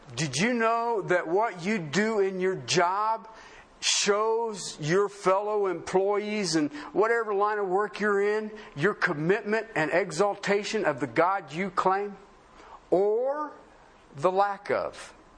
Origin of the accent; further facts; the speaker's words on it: southern Ohio, United States; moved away; also born or lived in Colorado; I grew up in Union country, southern Ohio